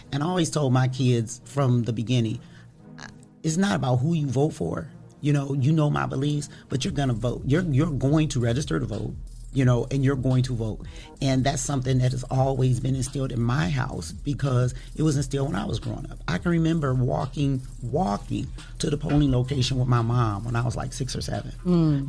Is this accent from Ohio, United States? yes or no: yes; Toledo, Ohio, United States; I am from Toledo, Ohio, born and raised